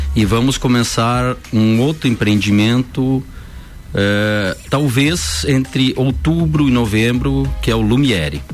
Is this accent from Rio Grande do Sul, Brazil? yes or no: no; Lages, Santa Catarina, Brazil; also born or lived in Anita Garibaldi; nasci em Anitta Garibaldi, vim para Lages